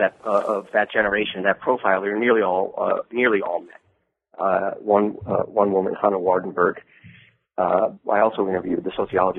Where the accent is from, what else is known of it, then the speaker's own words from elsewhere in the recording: Midwest, United States; I'm originally from the Midwest.